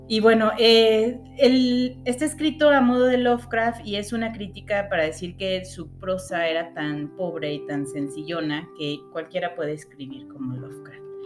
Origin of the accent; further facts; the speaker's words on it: Guadalajara, Jalisco, Mexico; nosotros somos tapatías